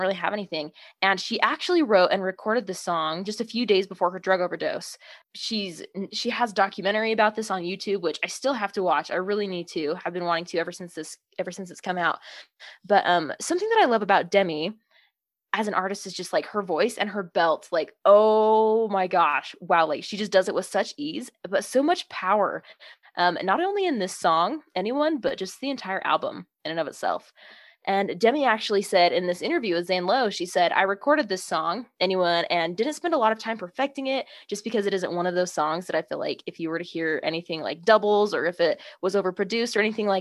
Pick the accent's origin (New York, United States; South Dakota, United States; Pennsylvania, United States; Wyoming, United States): Wyoming, United States; Star Valley; We're both from Star Valley, Wyoming. Family friends. We've just kind of grown up around each other and in the same small little town in Wyoming